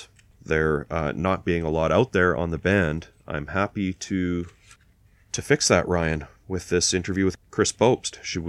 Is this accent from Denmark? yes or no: no; Canada; we're Canadian